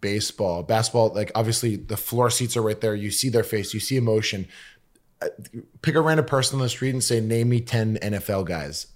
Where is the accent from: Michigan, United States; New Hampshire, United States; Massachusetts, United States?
Massachusetts, United States; Lexington; now in West Hollywood, United States; I'm from Lexington, just outside of Boston